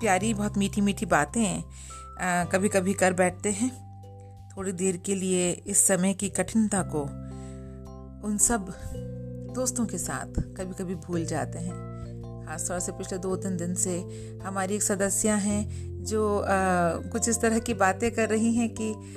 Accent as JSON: {"language": "Hindi", "town": "Dehradun", "region": "Uttarakhand", "country": "India", "said": "हमारे शहर देहरादून में"}